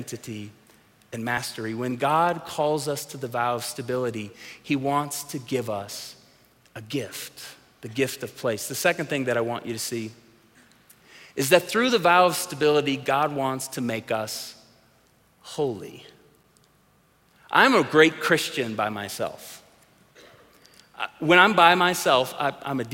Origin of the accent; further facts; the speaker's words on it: Tulsa, Oklahoma, United States; growing up in the church that we grew up in Tulsa, Oklahoma